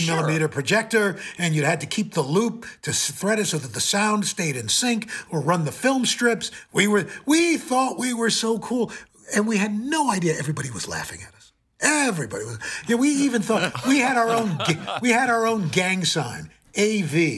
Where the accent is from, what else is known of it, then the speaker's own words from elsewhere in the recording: New York City, New York, United States; also born or lived in Cleveland; I'm a kid from Queens